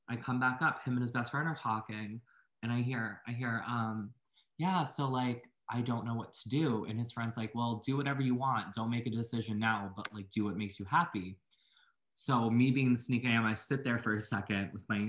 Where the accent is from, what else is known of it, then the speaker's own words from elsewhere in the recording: Boston, Massachusetts, United States; moved away as an adult; now in Maine, United States; I usually live in Maine like year round, even though I'm from Boston